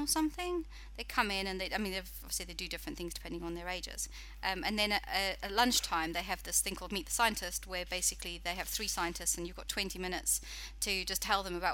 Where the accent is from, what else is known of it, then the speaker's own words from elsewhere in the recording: United Kingdom; moved away as an adult; now in New Zealand; For anybody who doesn't understand my accent, I'm actually British